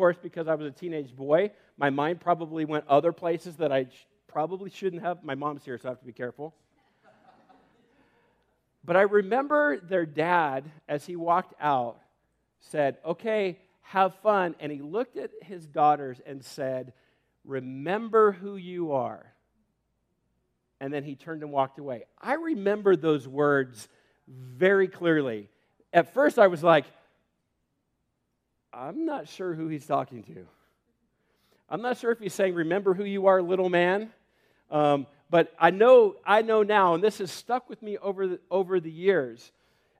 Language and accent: English; Homedale, Idaho, United States; I grew up in Homedale and had a lot of great friends